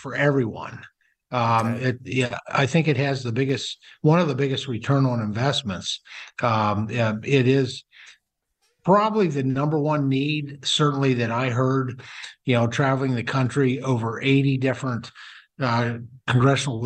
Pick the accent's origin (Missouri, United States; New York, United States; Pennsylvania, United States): Pennsylvania, United States; my home state of Pennsylvania